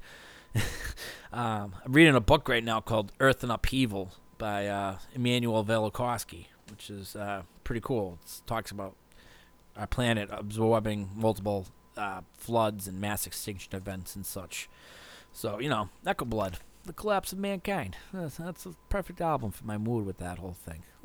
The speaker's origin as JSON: {"language": "English", "town": "Hopkinton", "region": "Massachusetts", "country": "United States", "tie": "born or raised there", "said": "a kid growing up in Woodville, Hopkinton, like I did"}